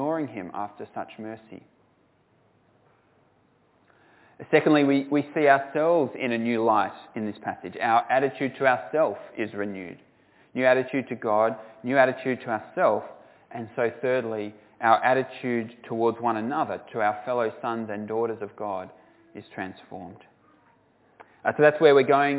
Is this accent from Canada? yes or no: no; Australia; I'm a Christian from Australia